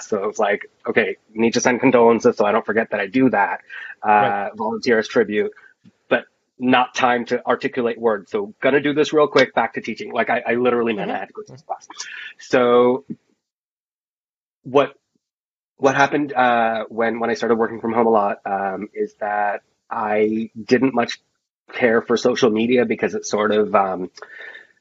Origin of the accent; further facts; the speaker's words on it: Florida, United States; accent: Jersey; I grew up in Florida